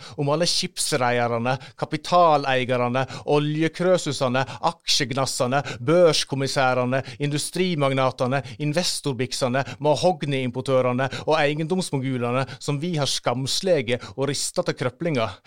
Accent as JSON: {"language": "Norwegian", "town": "Førde", "region": "Vestland", "country": "Norway", "tie": "born or raised there", "moved": "yes", "said": "hjemme i Førde"}